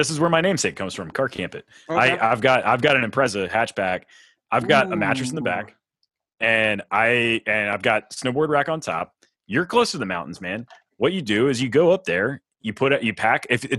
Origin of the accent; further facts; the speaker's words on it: North Carolina, United States; also born or lived in Virginia / Colorado; now in Fort Worth, United States; I've lived in the mountains of Virginia, and I'm from North Carolina